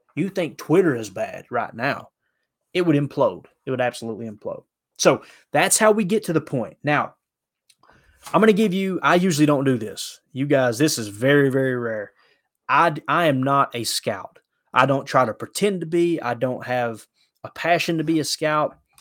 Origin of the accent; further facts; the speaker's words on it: Kentucky, United States; I grew up in Kentucky